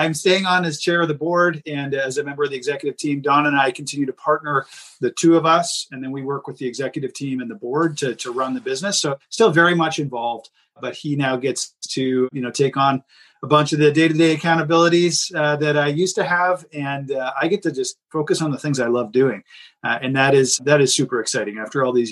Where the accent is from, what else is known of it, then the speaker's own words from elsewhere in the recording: Canada; I'm Canadian